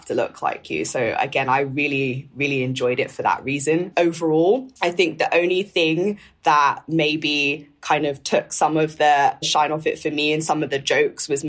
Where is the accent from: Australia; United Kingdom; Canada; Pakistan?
United Kingdom; London; growing up in North London